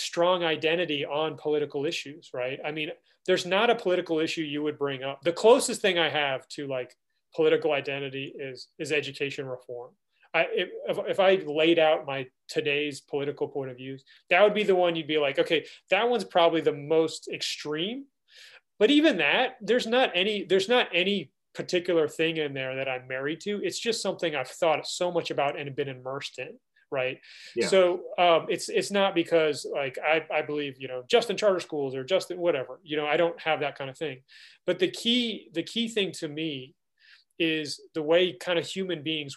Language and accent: English; DC, District of Columbia, United States; I grew up outside Washington, DC.